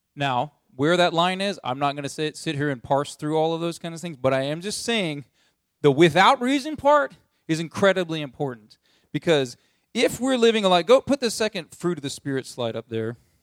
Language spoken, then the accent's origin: English; United States; as American people